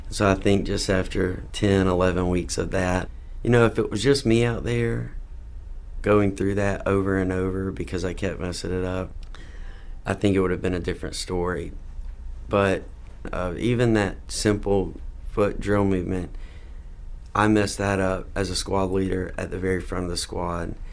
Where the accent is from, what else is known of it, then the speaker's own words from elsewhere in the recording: South Carolina, United States; also born or lived in Mississippi; now in Charlotte, United States; South Carolina's home. I need to take the opportunity, though, to say I was born in Mississippi. So shout out to everyone in Mississippi. But South Carolina's home. Uh, and recently, after graduating from school, I have moved to Charlotte.